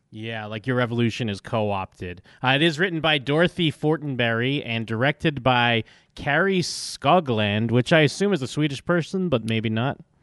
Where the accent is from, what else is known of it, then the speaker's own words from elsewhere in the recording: Massachusetts, United States; moved away; I grew up in Massachusetts